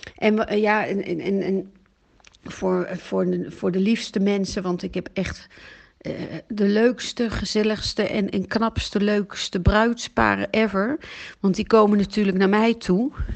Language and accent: Dutch; Amsterdam, North Holland, Netherlands; moved away as an adult; also born or lived in Belgium; now in Italy; Ik ben geboren in Nederland, in Amsterdam. En ik woon nu in Italië